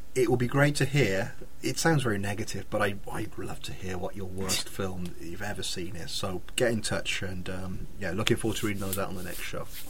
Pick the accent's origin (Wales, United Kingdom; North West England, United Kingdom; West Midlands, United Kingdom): West Midlands, United Kingdom; Redditch; I grew up in Redditch with him.